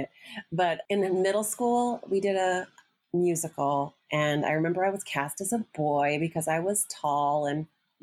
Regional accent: Champaign, Illinois, United States; moved away as an adult; also born or lived in South Carolina; now in Spartanburg, United States; I am from the center of the universe, my dad called it, Champaign, Urbana, CU. It is sort of in the center of the country, Midwest college town

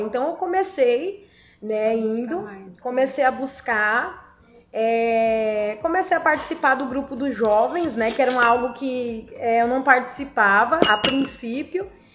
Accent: Brazil; lá eu nasci, lá foi onde eu cresci

